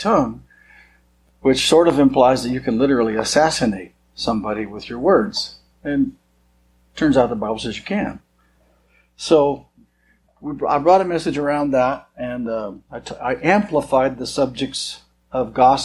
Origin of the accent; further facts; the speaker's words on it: Montana, United States; I was born and raised in Montana